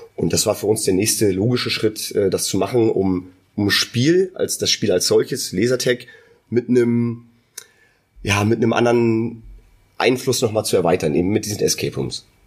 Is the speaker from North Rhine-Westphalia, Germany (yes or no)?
no; near Neubrandenburg, Mecklenburg-Vorpommern, Germany; Wir sind beide äh, aus der Nähe von Neubrandenburg